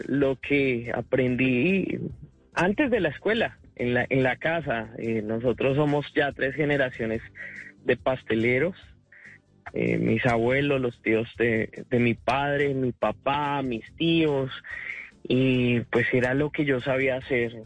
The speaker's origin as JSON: {"language": "Spanish", "country": "Colombia", "moved": "yes", "lives_now": "United States"}